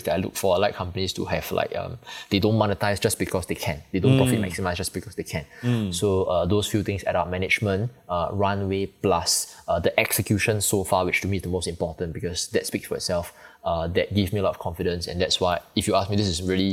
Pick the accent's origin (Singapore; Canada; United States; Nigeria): Singapore; I'm from Singapore